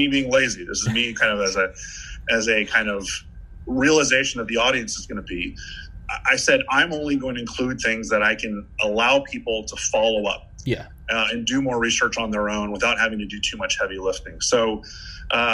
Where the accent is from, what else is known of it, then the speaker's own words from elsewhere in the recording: Miami, Florida, United States; my hometown, Miami